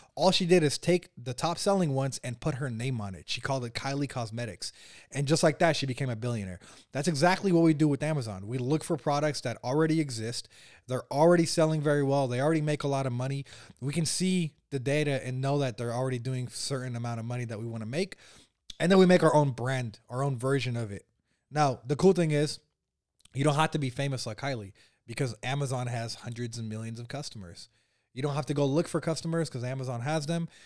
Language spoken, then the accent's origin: English; Bay Area, California, United States; I was born and raised here in the Bay Area where we're at right now.